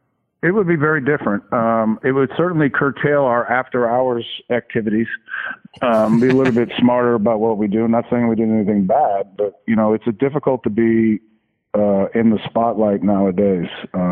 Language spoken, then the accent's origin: English; Connecticut, United States; Well, yeah. I mean, I'm from Connecticut, and then I come and I go to the Astrodome.